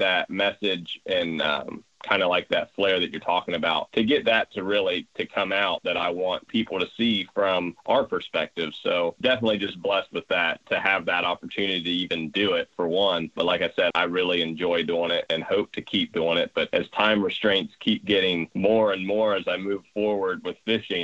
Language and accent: English; Ohio, United States; we're from Ohio